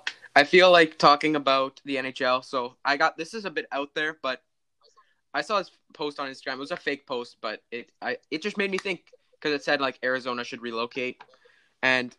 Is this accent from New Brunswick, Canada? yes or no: no; Manitoba, Canada; I'm from Manitoba, and it's really bad out here right now